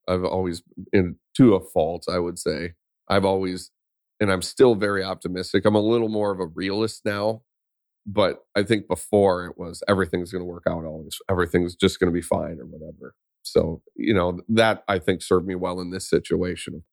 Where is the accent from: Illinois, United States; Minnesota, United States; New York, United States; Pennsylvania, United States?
Minnesota, United States; Vadnais Heights; I grew up in Vadnus Heights, Minnesota, which is just north of Saint Paul